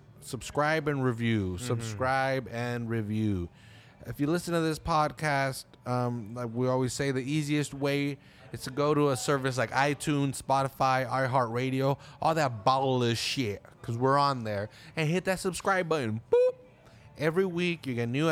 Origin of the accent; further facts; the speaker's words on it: Salinas, California, United States; we're not from San Diego or anywhere else. We're from Salinas